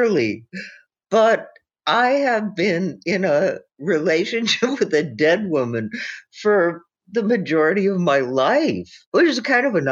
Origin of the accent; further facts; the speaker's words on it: Aberdeen, South Dakota, United States; moved away as an adult; also born or lived in Sacramento, California; I was from South Dakota and that I grew up in Aberdeen